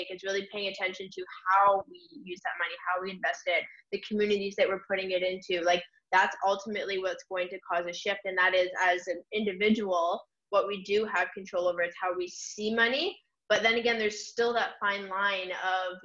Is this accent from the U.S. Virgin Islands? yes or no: no; Canada; I'm from Canada